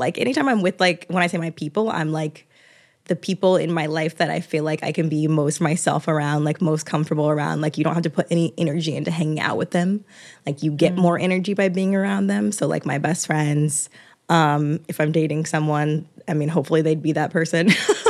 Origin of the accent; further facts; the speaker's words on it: Georgia, United States; now in New York, United States; Like I don't have a lot of my close relationships here in New York. Like I'm from Georgia.